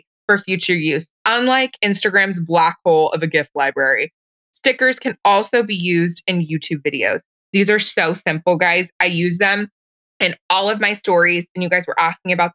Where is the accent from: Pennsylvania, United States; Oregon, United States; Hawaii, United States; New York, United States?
Oregon, United States; Portland; I'm from Portland, Oregon